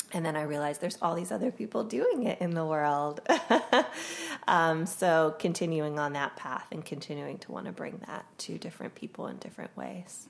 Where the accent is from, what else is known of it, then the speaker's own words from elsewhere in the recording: Pennsylvania, United States; I grew up in Pennsylvania